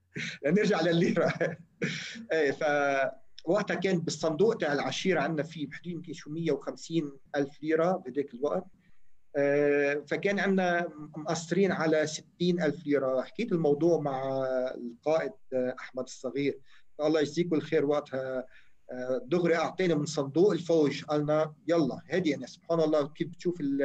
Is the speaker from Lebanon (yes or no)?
yes; Sidon, South Governorate, Lebanon; also born or lived in Chehim; من مواليد شحيم حي الجامع متزوج من السيدة المربية سهى آه، … آه، وعندي ثلاث أولاد بلشت طفولتي بشحيم وانتقلت بعدها لصيدا